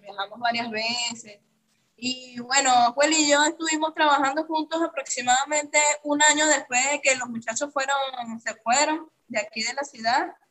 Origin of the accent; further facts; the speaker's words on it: Caracas, Capital District, Venezuela; moved away as an adult; now in Brazil; soy venezolana, este, tengo aquí en Brasil residencia cuatro años. En la Venezuela soy de la ciudad de Caracas, eh, de la parroquia Caricuao.